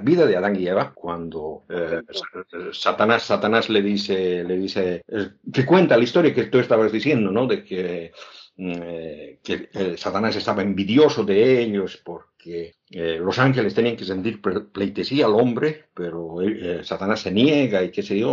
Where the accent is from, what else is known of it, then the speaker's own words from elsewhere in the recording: Oruro, Bolivia; soy de Oruro, Oruro, mi ciudad natal